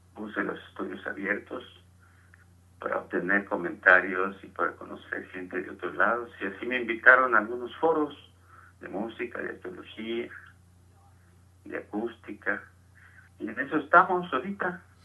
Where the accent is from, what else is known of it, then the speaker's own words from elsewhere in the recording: Tequila, Jalisco, Mexico; moved away as an adult; also born or lived in Guadalajara / England; now in Mexico City, Mexico; Nosotros jugábamos en mi pueblo, hay un pueblo de Jalisco que se llama Tequila.